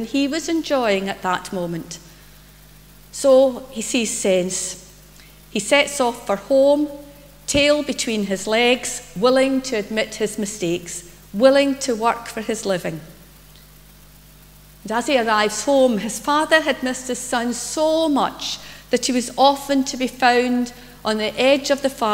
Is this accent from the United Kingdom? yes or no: yes; Greenock, Scotland, United Kingdom; now in Paisley, United Kingdom; I was brought up in Greenock and I grew up in St Columba's Church.